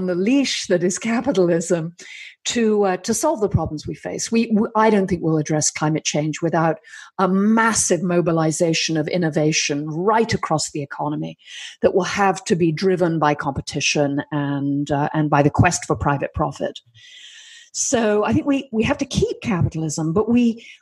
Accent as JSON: {"language": "English", "country": "United Kingdom", "said": "I'm British and female"}